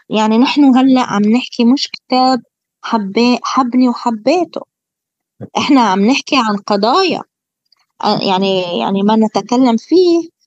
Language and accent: Arabic; Palestine; الغريب وكل أهالينا الكرام الفلسطينيين على امتداد كامل التراب الفلسطيني والأسرى البواسل في السجون وعلى كل آه. بلدنا فلسطين